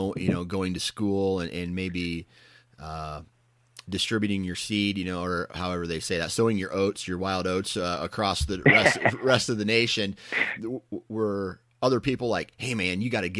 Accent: Iowa, United States; did you ever realize how much better we had it growing up in Southeast Iowa than some of the rest of the nation?

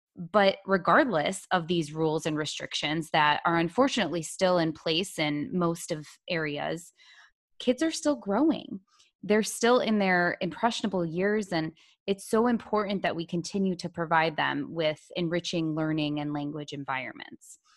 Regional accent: Toledo, Ohio, United States; moved away as an adult; now in Charlottesville, United States; I'm from Toledo, Ohio, where I was born and raised, and I spent my entire life there until just last week

